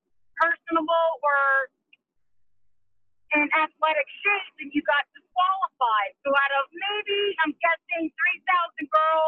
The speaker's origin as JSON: {"language": "English", "town": "Baltimore", "region": "Maryland", "country": "United States", "also_born_or_lived": "Venice Beach, California", "moved": "yes", "said": "I'm from Baltimore, but when I moved to California to pursue my dream"}